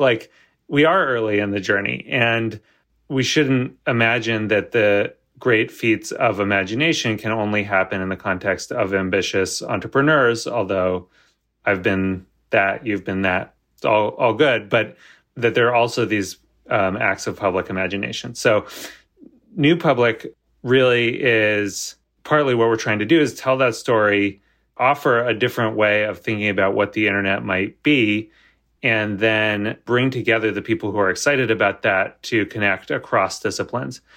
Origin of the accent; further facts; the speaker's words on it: United States; I'm American